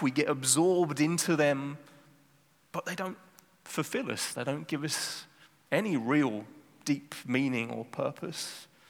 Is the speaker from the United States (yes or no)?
no; South of England, United Kingdom; now in Amsterdam, Netherlands; I grew up in the south of England